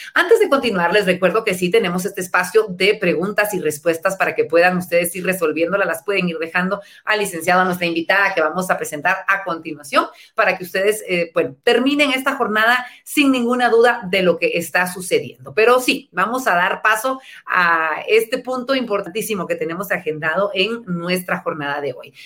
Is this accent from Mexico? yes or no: no; Guatemala; los guatemaltecos en nuestro país